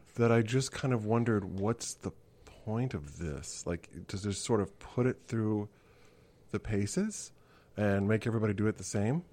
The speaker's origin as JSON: {"language": "English", "town": "Kansas City", "country": "United States", "tie": "born or raised there", "said": "I grew up in Kansas City"}